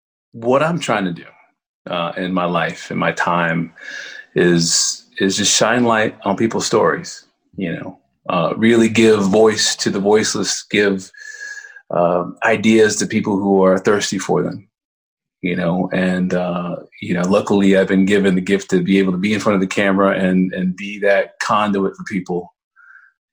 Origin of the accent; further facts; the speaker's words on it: Dallas, Texas, United States; I grew up in Dallas